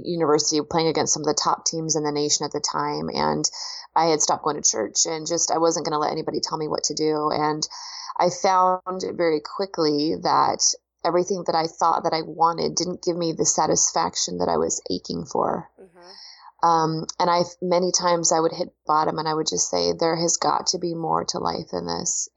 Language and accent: English; Pacific Northwest, United States; I grew up out in the Pacific Northwest in the rainy Northwest